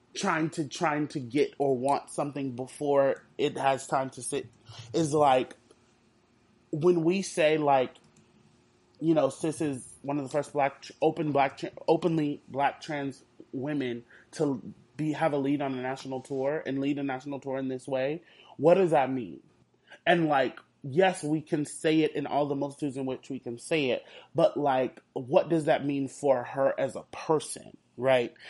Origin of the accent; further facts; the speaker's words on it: Houston, Texas, United States; I'm from Houston